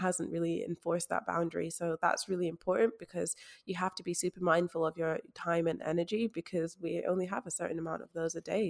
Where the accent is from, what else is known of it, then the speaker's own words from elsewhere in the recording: Scotland, United Kingdom; especially as a Black woman growing up in Scotland